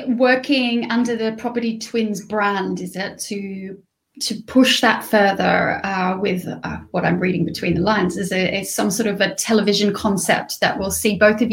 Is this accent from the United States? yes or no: no; Australia; accent: Australian; because I'm Australian, so I have an Australian neutral accent